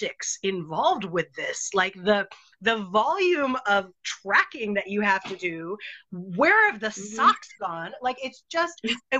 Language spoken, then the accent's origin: English; New York City, New York, United States; now in New Zealand; I grew up in New York City, and we lived in an apartment building